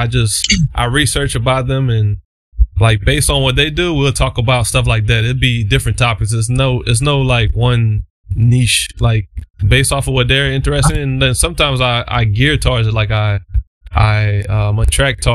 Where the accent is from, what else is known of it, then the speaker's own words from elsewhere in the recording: Louisiana, United States; I would say black. So many different descriptions about black. Like, we got African American, but yeah, I'm from Louisiana